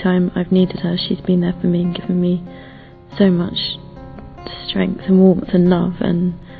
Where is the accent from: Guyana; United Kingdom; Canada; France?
United Kingdom; England; I'm from England and I'm 31.